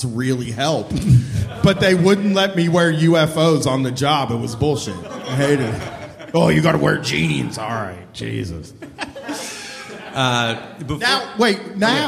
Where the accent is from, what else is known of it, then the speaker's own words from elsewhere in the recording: Groveport, Ohio, United States; I'm from Groveport, but it is like 10 miles from Columbus.